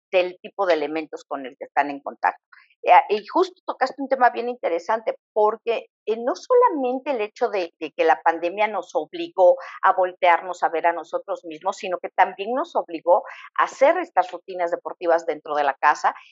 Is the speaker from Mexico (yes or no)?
yes; Mexico; nosotros tradicionalmente como mexicanos también tenemos una serie de hábitos